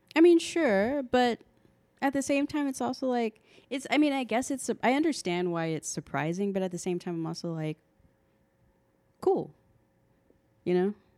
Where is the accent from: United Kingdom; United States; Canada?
United States; I'm an American